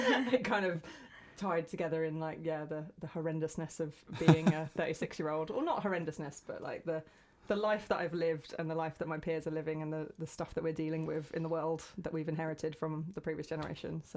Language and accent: English; West Sussex, South East England, United Kingdom; moved away as an adult; now in Brighton, United Kingdom; I didn't grow up here. I grew up further in West Sussex, in the middle of absolutely nowhere, like in the middle of the countryside.